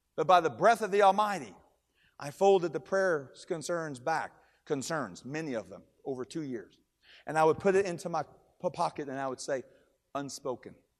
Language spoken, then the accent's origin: English; Kentucky, United States; I am from Kentucky